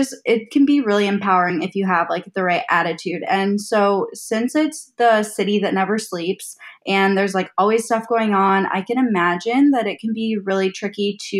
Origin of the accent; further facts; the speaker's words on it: Minnesota, United States; I'm from Minnesota